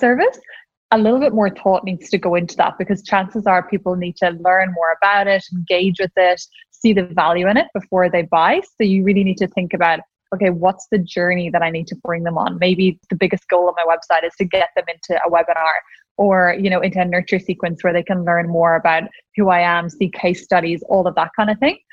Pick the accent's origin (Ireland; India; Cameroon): Ireland; accent: Irish; I'm Irish, in case anyone couldn't tell from my accent